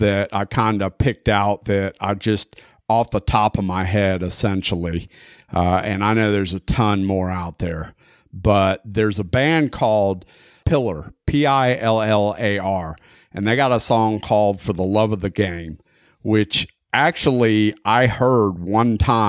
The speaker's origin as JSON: {"language": "English", "region": "Florida", "country": "United States", "tie": "born or raised there", "said": "I grew up in Florida"}